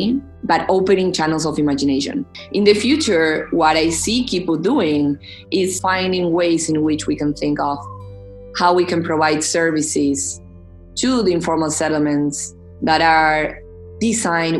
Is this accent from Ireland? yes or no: no; Argentina; also born or lived in Boston; I'm coming from Argentina